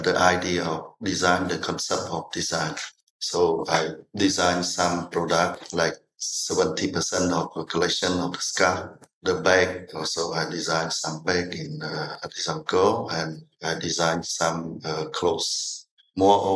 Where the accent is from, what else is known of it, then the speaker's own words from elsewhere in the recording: Kampong Cham, Cambodia; moved away as an adult; also born or lived in Prey Veng / Phnom Penh; I was born in Kampong Cham province.